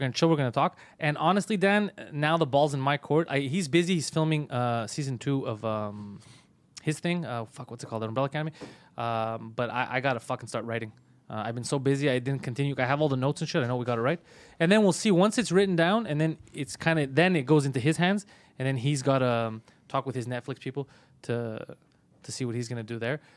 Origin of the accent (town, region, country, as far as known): Canada